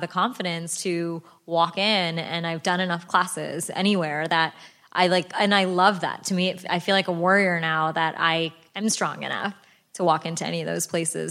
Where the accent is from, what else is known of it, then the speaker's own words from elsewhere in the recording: United States; I was born and raised here in America